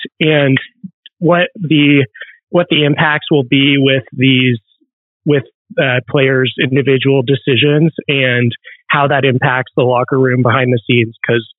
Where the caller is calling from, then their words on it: New York City, New York, United States; I'm calling from New York City.